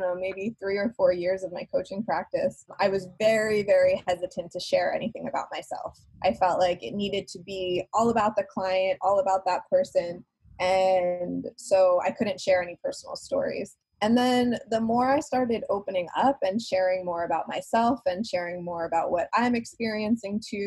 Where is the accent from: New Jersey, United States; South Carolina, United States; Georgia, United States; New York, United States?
New York, United States; moved away; I'm originally a New Yorker